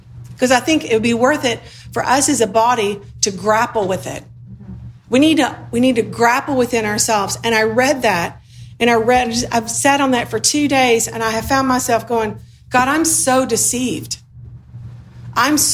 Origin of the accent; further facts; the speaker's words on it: the South, United States; moved away; also born or lived in Sudan; I grew up in the South